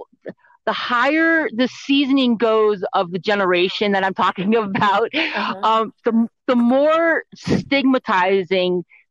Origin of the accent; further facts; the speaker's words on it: Connecticut, United States; I grew up in Connecticut, so it's like that whole East Coast vibe thing